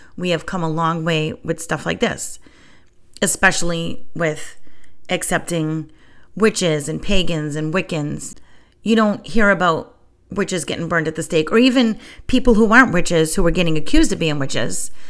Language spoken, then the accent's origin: English; New England, United States; moved away as an adult; I was born and raised in the New England area